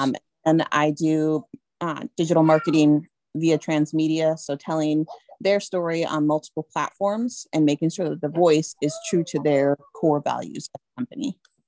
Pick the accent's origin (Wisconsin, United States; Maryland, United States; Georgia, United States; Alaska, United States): Alaska, United States; also born or lived in Washington State; now in Washington, United States; I'm originally from Alaska and I live in Washington State now.